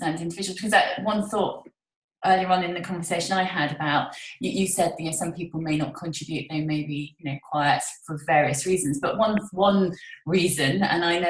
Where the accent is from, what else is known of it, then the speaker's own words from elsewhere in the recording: United Kingdom; moved away; also born or lived in Portugal; having lived in Portugal, where sometimes time is a bit fluid, and being British